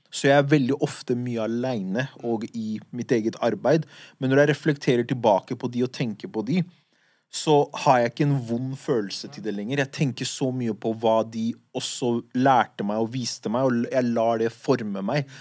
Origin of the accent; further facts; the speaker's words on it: Oslo, Norway; de gutta jeg vokste opp med på Furuset